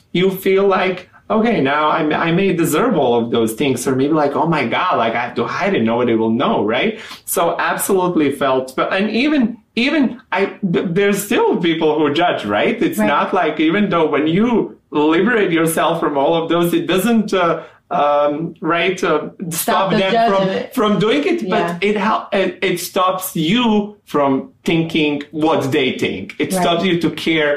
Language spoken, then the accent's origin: English; Montenegro; first language Serbian; English is a second language; moved away as an adult; also born or lived in Mexico / Chicago; now in United States; I'm from Montenegro. We used to be a part of Yugoslavia, which majority of Yugoslavia speaks Serbian language. Mm-hmm. So I grew up speaking Serbian